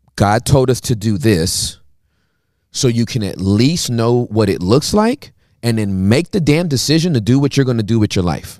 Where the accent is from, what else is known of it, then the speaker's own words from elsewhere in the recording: United States; even as an American